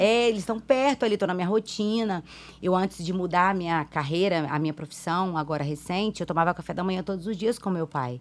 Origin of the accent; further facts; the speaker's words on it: Vila Velha, Espírito Santo, Brazil; also born or lived in Minas Gerais; Eu fui criada em Vila Velha, no Ibis, há trinta e tantos anos